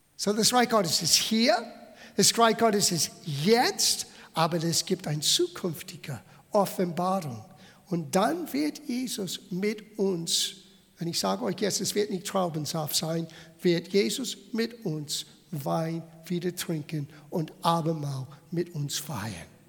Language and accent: German; United States; German is a second language; now in Bavaria, Germany; Ich habe italienische Abstimmung. Ich bin in Amerika geboren. Ich lebe seit 40 Jahren in Bayern.